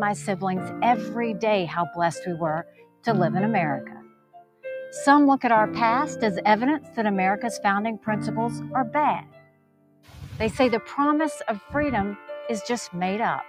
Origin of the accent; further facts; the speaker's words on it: South Carolina, United States; I was born and raised in South Carolina